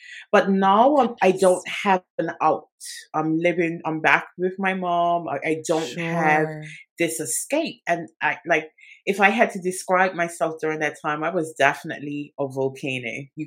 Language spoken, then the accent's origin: English; Bermuda; now in England; I am originally from Bermuda